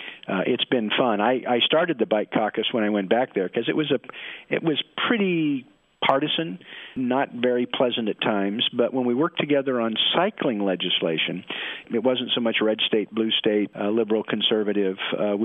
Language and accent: English; Portland, Oregon, United States; I'm from Portland, Oregon, where it rains all the time, so we need rain gear.